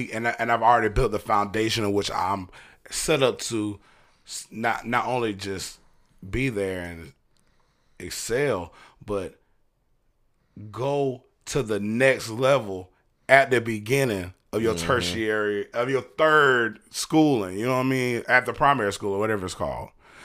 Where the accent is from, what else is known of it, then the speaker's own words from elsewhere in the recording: Brunswick, Georgia, United States; also born or lived in Hinesville / Darien; I say I'm from Darien, but I wasn't born in Darien. I was born in Hinesville, Georgia.